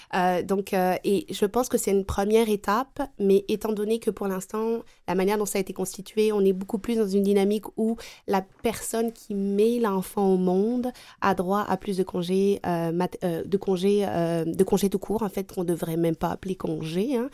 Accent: France; now in Quebec, Canada; je suis native de France

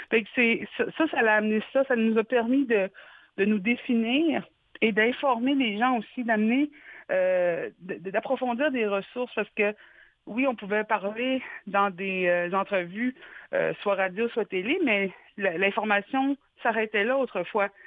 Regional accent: Quebec, Canada; je pense que si nous, en tant que Québécois, on avait passé à travers les pensionnats

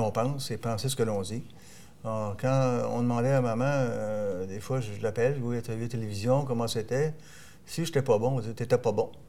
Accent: Quebec, Canada; Puis on est Canadien, on est hein? Canadien français, puis on est devenu Québécois.

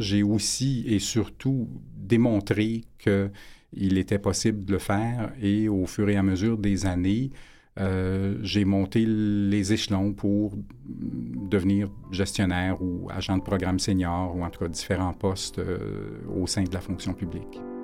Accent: Montreal, Quebec, Canada; j'étais natif de Montréal

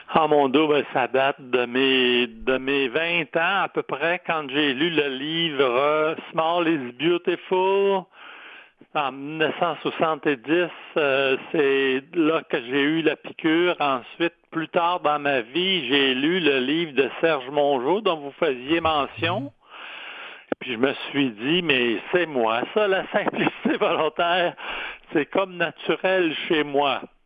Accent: Quebec City, Quebec, Canada; je suis de Québec

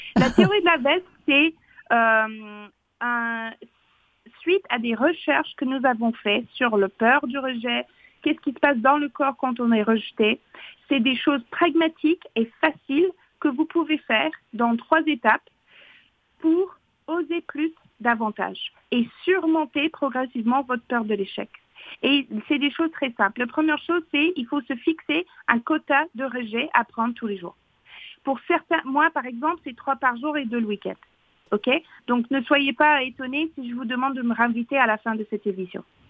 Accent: Fox Creek, Alberta, Canada; now in France; j'ai grandi dans le Grand Nord, mais vraiment le Grand Grand Nord

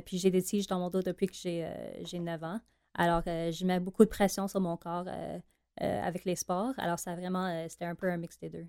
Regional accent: Montreal, Quebec, Canada; accent: anglophone; Moi, je suis de euh, de Pierrefonds à Montréal.

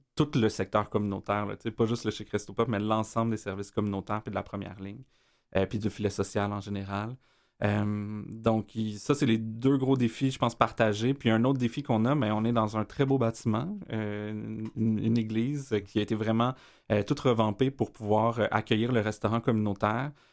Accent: Montreal, Quebec, Canada; also born or lived in Hochelaga-Maisonneuve, Montreal; je, suis un gars de l'Est de Montréal. Euh, j'ai grandi dans Rosemont, j'ai habité dans Schlaga aussi.

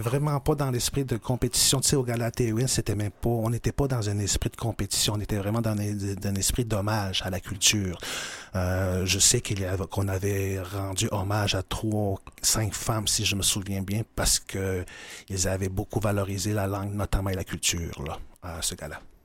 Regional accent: Pessamit, Quebec, Canada; moved away as an adult; now in Montreal, Canada; je suis originaire de Pessin

